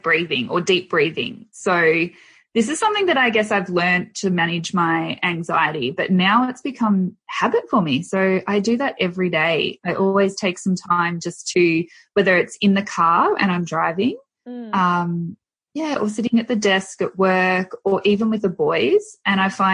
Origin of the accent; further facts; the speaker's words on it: Bendigo, Victoria, Australia; I'm from Bendigo in central Victoria